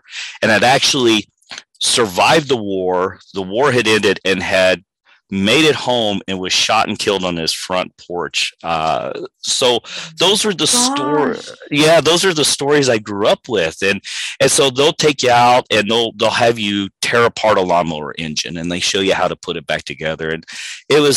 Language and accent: English; Missouri, United States; moved away as an adult; also born or lived in Fayetteville, Arkansas; now in El Paso, United States; I grew up outside the Kansas City area